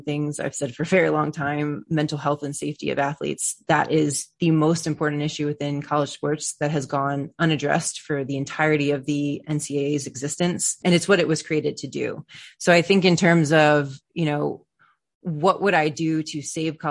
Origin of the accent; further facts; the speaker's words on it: Maryland, United States; I'm from Maryland